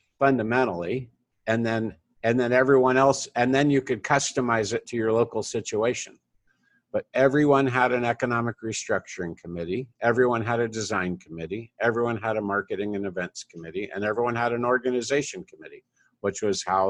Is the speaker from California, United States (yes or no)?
yes; Fresno, California, United States; Fresno, my hometown